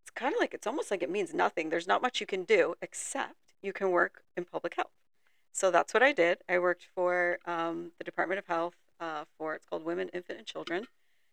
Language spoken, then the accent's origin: English; South Florida, United States; moved away as an adult; now in Jacksonville, United States; I'm originally from South Florida. I moved here in my 20s to finish school at UNF